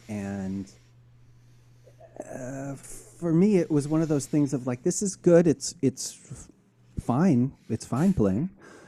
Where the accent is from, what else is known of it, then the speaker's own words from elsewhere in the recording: Seattle, Washington, United States; moved away as an adult; also born or lived in Idaho; now in Chicago, United States; I grew up in Seattle.